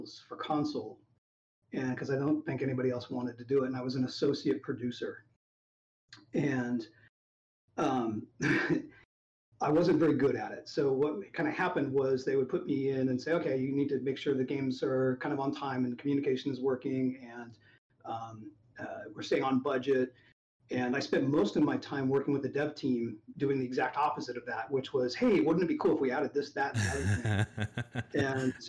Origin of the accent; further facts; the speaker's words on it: Southern California, United States; I grew up in Southern California